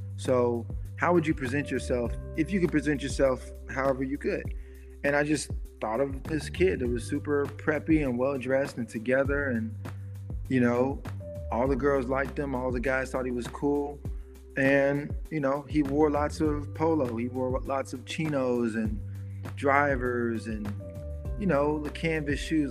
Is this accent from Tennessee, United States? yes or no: yes; Memphis, Tennessee, United States; I'm from Memphis, you know, so where I'm from, you either have a good job or you you're hustling or you're just broke.